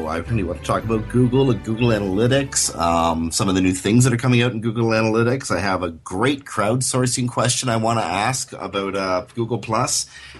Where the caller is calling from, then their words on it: New York, United States; I have to tell you that a third party is likely recording this call because I'm calling you from New York.